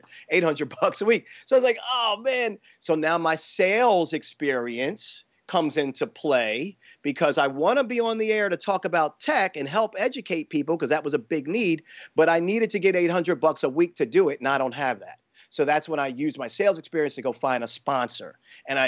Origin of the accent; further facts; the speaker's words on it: Baltimore, Maryland, United States; It was from Baltimore, my hometown.